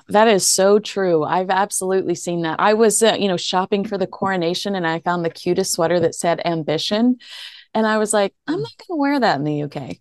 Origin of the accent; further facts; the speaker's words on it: the South, United States; I grew up in the South where you were expected to be a virgin until marriage.